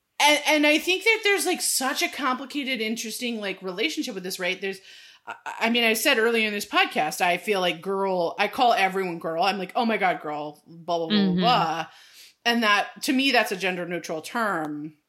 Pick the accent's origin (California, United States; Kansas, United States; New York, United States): California, United States; I mean, hello, I'm from California. And grew up and was born in the 80s.